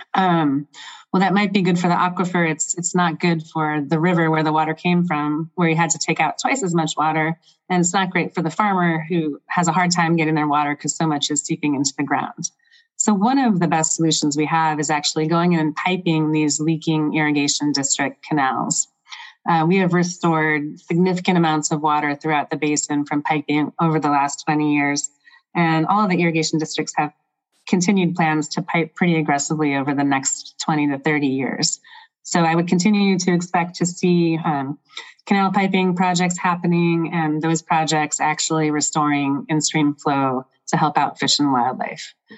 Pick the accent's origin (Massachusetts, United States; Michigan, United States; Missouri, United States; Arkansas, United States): Michigan, United States; now in Central Oregon, United States; I grew up on lakes in Michigan